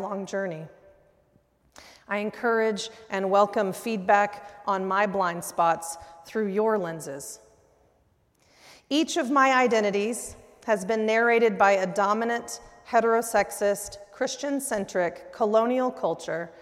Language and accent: English; Oklahoma City, Oklahoma, United States; now in Tulsa, United States; I grew up here in Oklahoma City